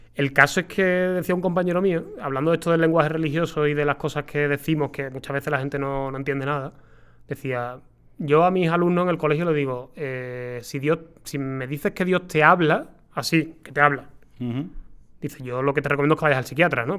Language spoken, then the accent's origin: Spanish; Seville, Andalusia, Spain; yo soy de Sevilla